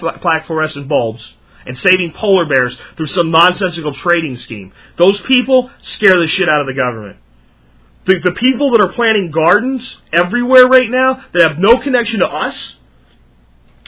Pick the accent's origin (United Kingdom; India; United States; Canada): United States; I'm an American